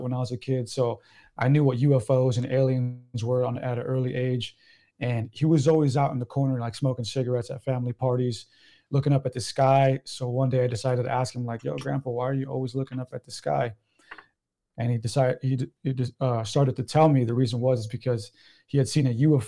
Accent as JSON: {"language": "English", "town": "San Diego", "region": "California", "country": "United States", "said": "I'm from San Diego"}